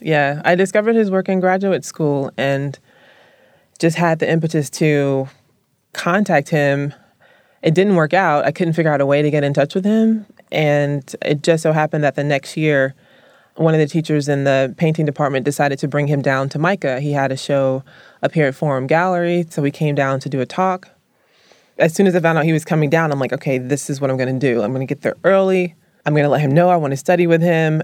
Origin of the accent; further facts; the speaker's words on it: Columbus, the South, United States; moved away; I was raised in the South